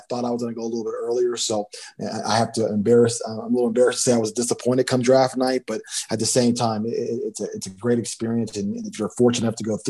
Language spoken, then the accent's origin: English; Trenton, New Jersey, United States; I'm originally from New Jersey. I was born in Trenton.